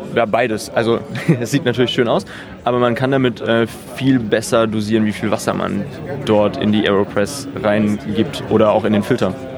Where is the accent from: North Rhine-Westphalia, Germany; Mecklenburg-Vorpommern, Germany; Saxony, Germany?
North Rhine-Westphalia, Germany; Wesel; ich bin nicht aus Hamburg, ich komme vom Niederrhein, aus Wesel